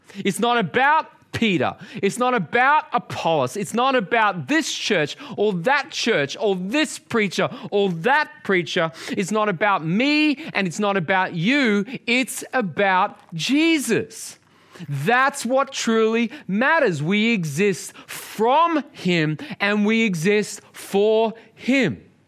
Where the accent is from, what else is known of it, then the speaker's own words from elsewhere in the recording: Australia; growing up in Australia